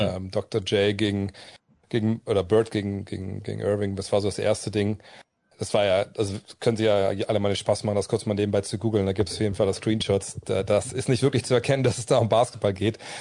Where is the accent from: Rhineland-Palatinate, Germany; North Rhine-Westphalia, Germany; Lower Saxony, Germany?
Lower Saxony, Germany; Wolfsburg; eine Mark pro Viertel bei uns in Wolfsburg in der Spielothek